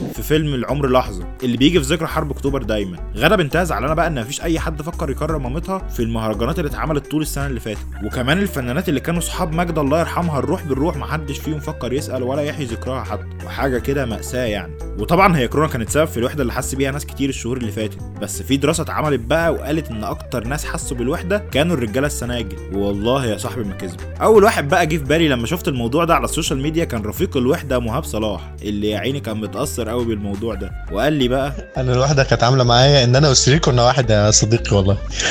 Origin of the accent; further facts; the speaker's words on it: Egypt; احنا مصريين